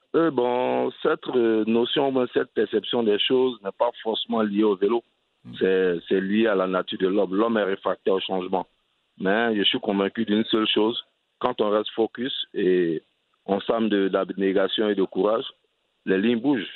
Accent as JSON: {"language": "French", "region": "Abidjan", "country": "Côte d’Ivoire", "tie": "born or raised there", "also_born_or_lived": "southern Comoé (Grand-Bassam, Aboisso)", "said": "je suis originaire du sud Comoué, la région de Bassam et Aboisseau. Et je suis né à Abidjan, dans une commune euh, cosmopolite qui s'appelle Crècheville. Et au quartier, on avait un seul vélo"}